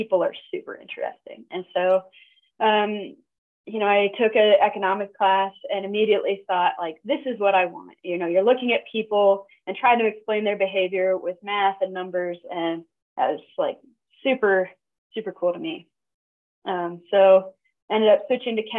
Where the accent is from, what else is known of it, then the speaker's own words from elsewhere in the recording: Appalachian Mountains, United States; moved away; also born or lived in Orange County, California; growing up in the Appalachian Mountains was really different from living in Orange County